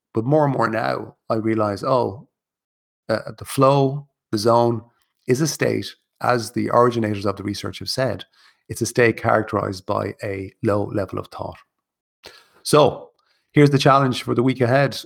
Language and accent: English; Kilkenny, Leinster, Ireland; moved away; I'm originally from Kilkenny